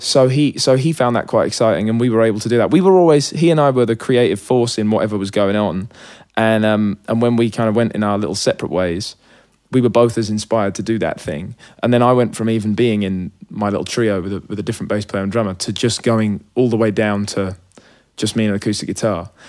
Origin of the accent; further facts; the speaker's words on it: Hitchin, East of England, United Kingdom; It was a really sort of safe, chill place to grow up as a kid.